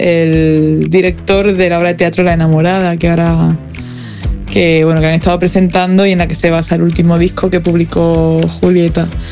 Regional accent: southern Spain, Spain; now in Madrid, Spain; sur de España, que de donde vengo

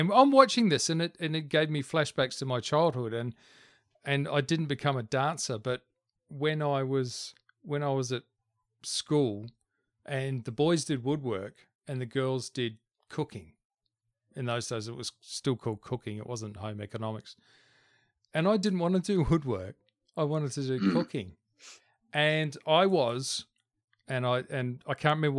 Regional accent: New Zealand; I grew up in New Zealand, and you either played rugby or you just didn't do anything else

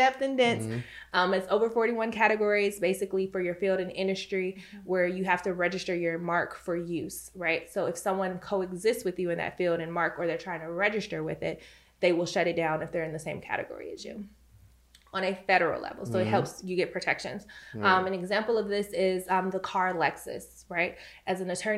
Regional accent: Chicago, Illinois, United States; I'm from Chicago. And so in my home state of Illinois

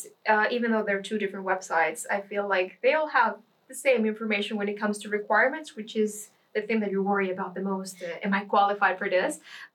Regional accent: Costa Rica; moved away as an adult; now in Lund, Sweden; I'm from Costa Rica.

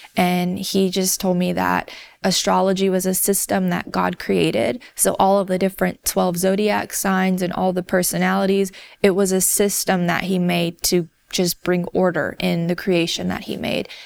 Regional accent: the South, United States; I grew up in the South in a community that was not very diverse

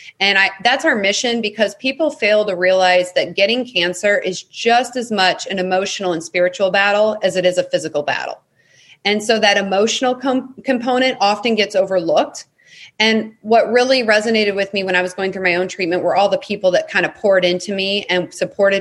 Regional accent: St. Louis, Missouri, United States; my hometown in St. Louis.

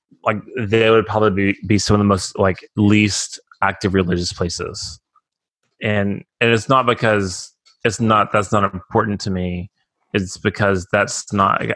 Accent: Texas, United States; also born or lived in Arizona; we're both from Texas

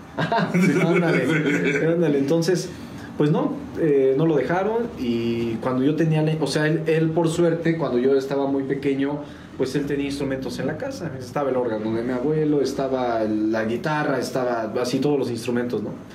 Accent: San Juan del Río, Querétaro, Mexico; also born or lived in Mexico City; nacido en la Ciudad de México, pero a los días me vine para San Juan del Río

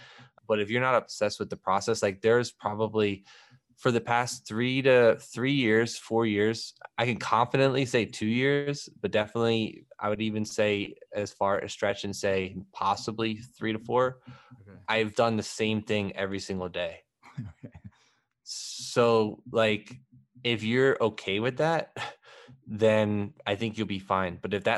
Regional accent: Philadelphia, Pennsylvania, United States; I'm from Philadelphia. So I'm a big NBA guy.

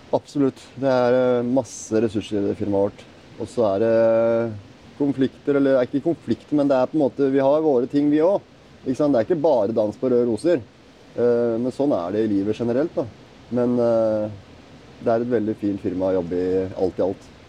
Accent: Oslo, Norway; født og oppvokst i Oslo

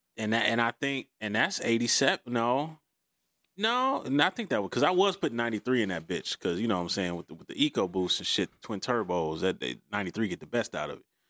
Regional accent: Detroit, Michigan, United States; I grew up on Green Lawn and Outta Drive, next street over

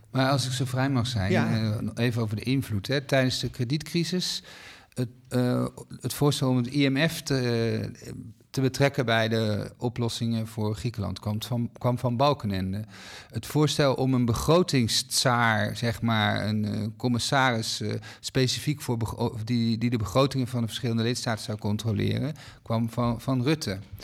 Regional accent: Netherlands; wij als Nederlanders

